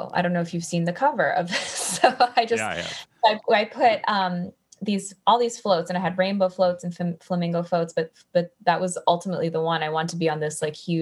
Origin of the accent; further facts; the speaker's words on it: Miami, Florida, United States; moved away as an adult; now in Nashville, United States; I grew up in South Florida